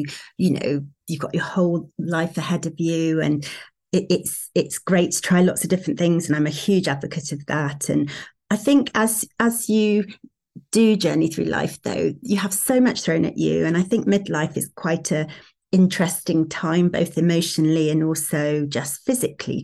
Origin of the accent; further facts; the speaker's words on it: Sheffield, Yorkshire and the Humber, United Kingdom; moved away; we're originally from Sheffield